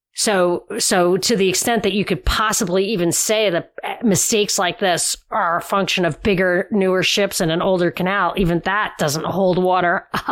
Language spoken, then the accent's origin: English; New York, United States; I am from New York